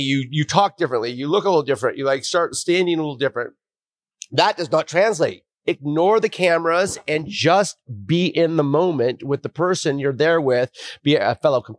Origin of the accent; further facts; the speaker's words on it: Bend, Oregon, United States; now in San Diego, United States; I'm returning home. I grew up in Bend, Oregon. I'm down here in San Diego.